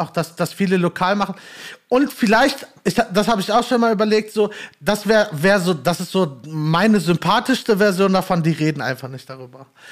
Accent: Gelsenkirchen, North Rhine-Westphalia, Germany; moved away as an adult; now in Bochum, Germany; bin gebürtiger Gelsenkirchner und wohne jetzt aber inzwischen äh, jobbedingt halt in Bochum

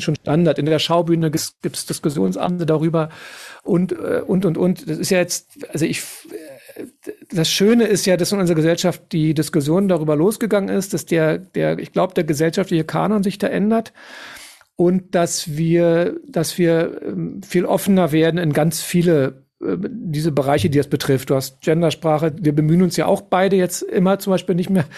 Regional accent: Tempelhof, Berlin, Germany

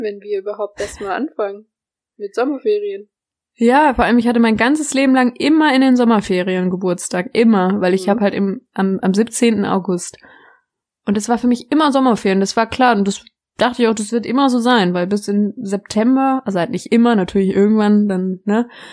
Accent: Baden-Württemberg, Germany; moved away as an adult; now in North Rhine-Westphalia, Germany; wir kommen ja hier aus, aus Baden-Württemberg

